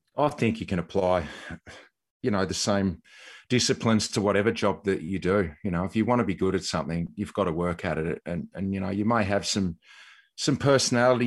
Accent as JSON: {"language": "English", "region": "Tasmania", "country": "Australia", "tie": "born or raised there", "moved": "yes", "said": "growing up in Tassie"}